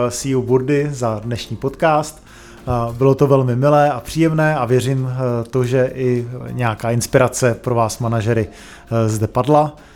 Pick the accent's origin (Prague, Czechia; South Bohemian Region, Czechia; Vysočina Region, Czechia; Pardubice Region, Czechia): Prague, Czechia; born there; narodili jsme se v Praze